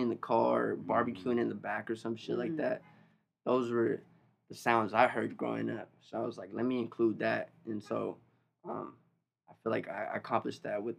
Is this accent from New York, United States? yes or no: no; Long Beach, California, United States; born or raised there